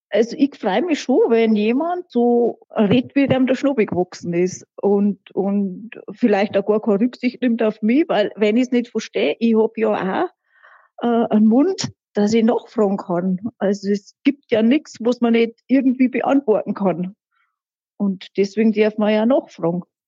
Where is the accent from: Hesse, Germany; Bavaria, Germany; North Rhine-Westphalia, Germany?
Bavaria, Germany; Rinchnach; accent: Lower Bavarian; bei uns in der Gegend, also da wo ich aufgewachsen bin, das ist ja der, der mittlere Wald